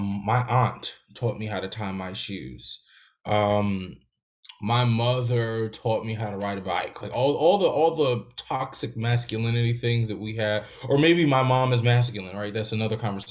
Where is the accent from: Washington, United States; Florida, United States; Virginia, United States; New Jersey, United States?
New Jersey, United States; Newark; also born or lived in Louisiana; I was born in the South, in Louisiana, and raised in Newark